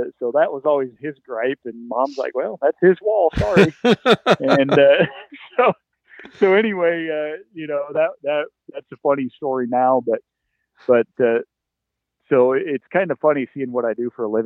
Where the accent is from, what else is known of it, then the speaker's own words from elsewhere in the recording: North Central Iowa, United States; moved away as an adult; also born or lived in Nebraska / Wyoming / Kansas; now in near Des Moines, United States; I grew up in North Central Iowa